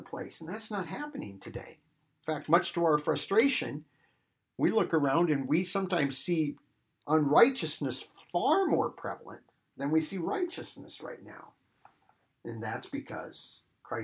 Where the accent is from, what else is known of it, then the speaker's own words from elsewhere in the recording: Iowa, United States; growing up in Iowa and out here, you know, you have churches